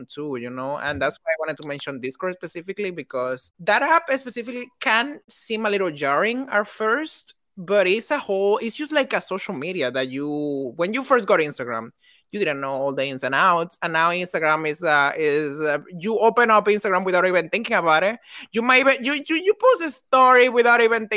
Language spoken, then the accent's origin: English; Dominican Republic; now in New York, United States; I'm a Dominican who lives in New York